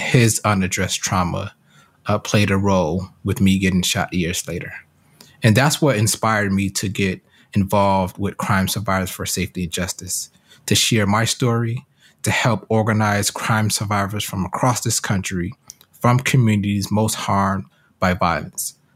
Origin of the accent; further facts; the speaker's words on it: Detroit, Michigan, United States; also born or lived in Hartford, Connecticut; I grew up in Hartford, Connecticut, uh, and spent most of my childhood in Detroit, Michigan